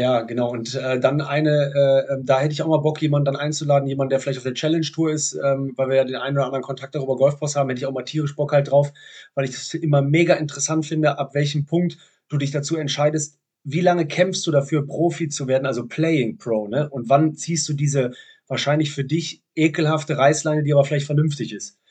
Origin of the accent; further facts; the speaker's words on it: Cologne, North Rhine-Westphalia, Germany; als Kölner in München, moderiert Quatsch Comedy Club